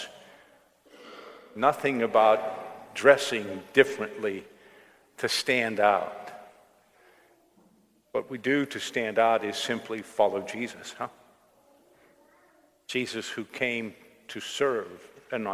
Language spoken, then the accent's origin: English; Johnstown, Pennsylvania, United States; my hometown, from Johnstown